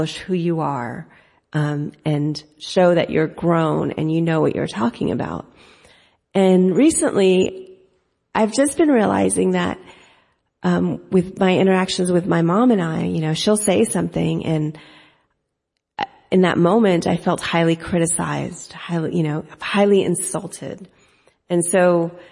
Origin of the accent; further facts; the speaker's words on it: United States; accent: American; I speak English American without an accent. Well, in my mind, I'm thinking, well, of course, I was born and raised here